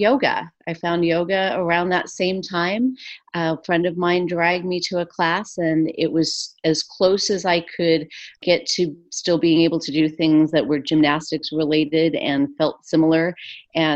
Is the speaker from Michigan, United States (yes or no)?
no; Santa Fe, New Mexico, United States; moved away as an adult; now in Los Angeles, United States; I grew up in Santa Fe, New Mexico